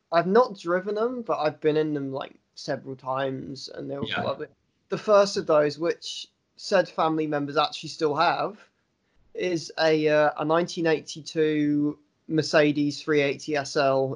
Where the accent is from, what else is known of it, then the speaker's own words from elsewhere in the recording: London, United Kingdom; now in Swansea, United Kingdom; I was born in Britain. I've lived in Britain my entire life. I lived in, grew up in London initially, and now I live in Swansea.